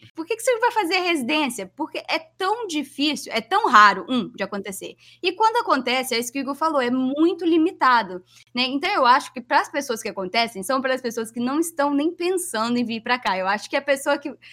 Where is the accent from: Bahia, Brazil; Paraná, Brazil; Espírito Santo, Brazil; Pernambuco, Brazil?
Espírito Santo, Brazil; Vitória; moved away as an adult; also born or lived in New Jersey; now in Philadelphia, United States; Eu sou de Vitória, que é uma cidade relativamente melhor a muitas muitas outras cidades em relação, né, à violência e tudo mais